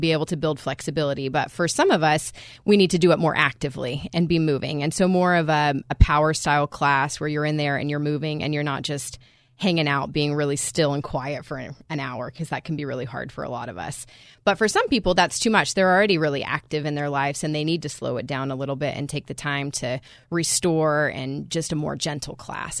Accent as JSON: {"language": "English", "country": "United States", "said": "as American"}